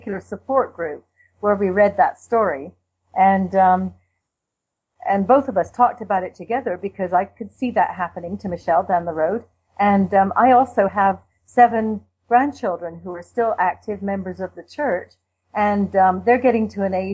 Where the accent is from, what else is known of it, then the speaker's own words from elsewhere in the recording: England, United Kingdom; now in Canada; I'm from England, you might be able to tell that, but I've been over in Canada for a long time